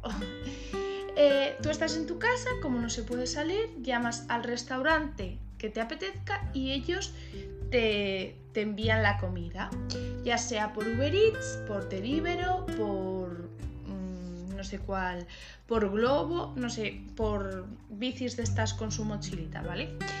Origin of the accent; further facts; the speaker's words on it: Cuenca, Castilla-La Mancha, Spain; yo soy de Cuenca